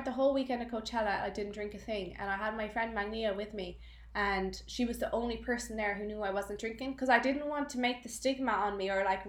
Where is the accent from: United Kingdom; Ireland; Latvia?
Ireland; Galway, Connacht; my mom's from Galway, we're from Galway